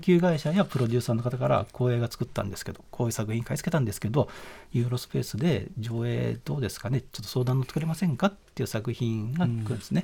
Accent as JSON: {"language": "Japanese", "region": "Shizuoka", "country": "Japan", "tie": "born or raised there", "also_born_or_lived": "Tokyo", "moved": "as an adult", "said": "僕は静岡県の出身"}